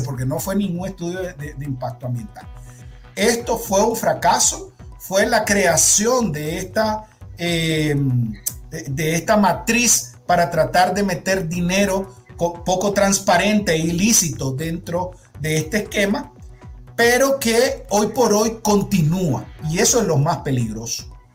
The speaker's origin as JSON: {"language": "Spanish", "country": "Nicaragua", "said": "vienen de nuestros impuestos como nicaragüenses"}